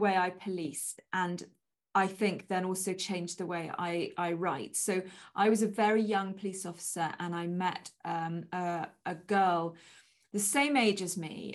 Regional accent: England, United Kingdom; moved away as an adult; now in Wales, United Kingdom; as an English person moving into Wales.

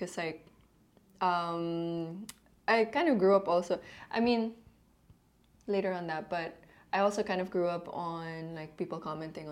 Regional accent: Philippines; I'm proud to be Filipino because I grew up here in the streets

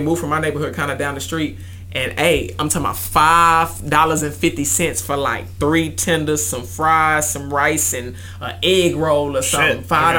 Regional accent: Houston, Texas, United States; But I grew up on Post Oak.

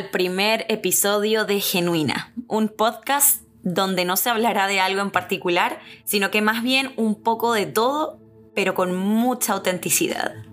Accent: Santiago, Santiago Metropolitan Region, Chile; now in Miami, United States; Nací y crecí en Santiago de Chile. sí, ese mismo. Chi, chi, chi, le, le. Crecí viendo la nevada

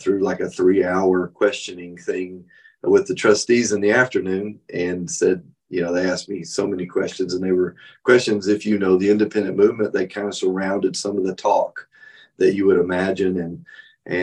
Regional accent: West Texas, United States; also born or lived in Taylorville, Illinois; now in Granbury, United States; I grew up in West Texas

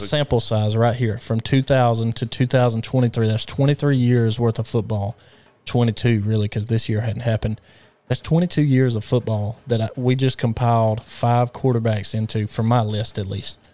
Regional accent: Alabama, United States; I grew up in the state of Alabama.

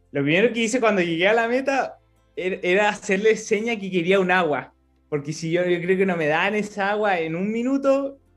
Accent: Chile; yo en mi, en mi pueblo estoy súper contento por lo que he generado, pero es más porque me gustaría poder llegar a, más, más, más gente, chicos, niños, que, que se incentiven con el deporte. Yo sé que nuestra cultura acá en Chile

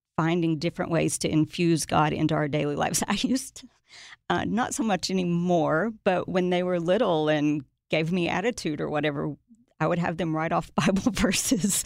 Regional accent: Watertown, Tennessee, United States; also born or lived in Nashville, Tennessee; I was raised in a tiny town called Watertown

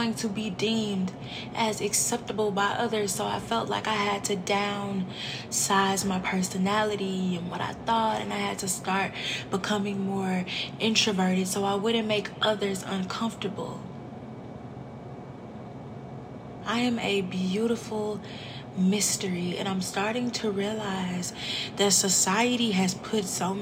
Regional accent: St. Louis, Missouri, United States; I'm from St. Louis

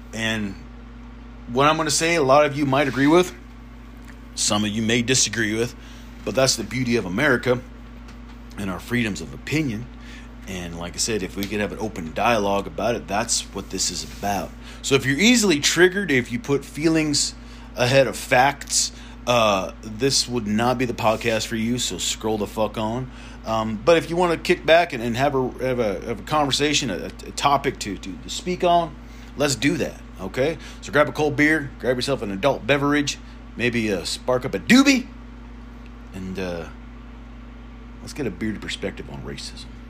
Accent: the South, United States; I grew up in the South, and I went to school in a predominantly black school

